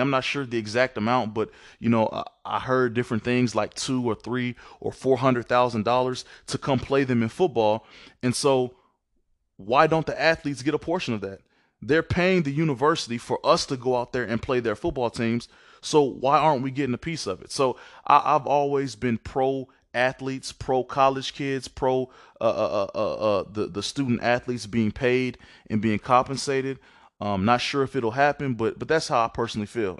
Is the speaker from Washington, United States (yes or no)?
no; Mississippi, United States; moved away; I'm originally from Mississippi.